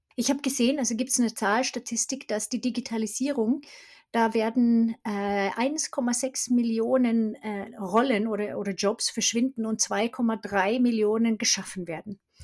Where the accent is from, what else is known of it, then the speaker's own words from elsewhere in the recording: Sweden; German is a second language; moved away as an adult; also born or lived in Stockholm; now in Germany; Ich bin Schwedin und bin 92 nach Deutschland gekommen, habe internationale Kommunikation studiert